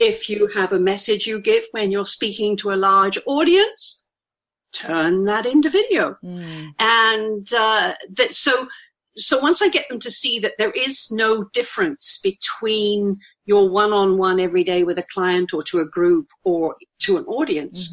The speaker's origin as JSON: {"language": "English", "country": "United Kingdom", "accent": "poncy old Brit, toffee nosed", "said": "I'm a Brit. Listen to my accent. I think I'm a poncy old Brit"}